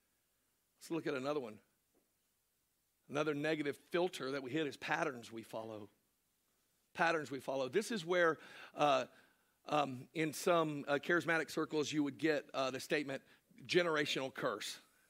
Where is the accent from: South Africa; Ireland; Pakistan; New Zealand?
Ireland; No, I'm Irish. We're all drunks.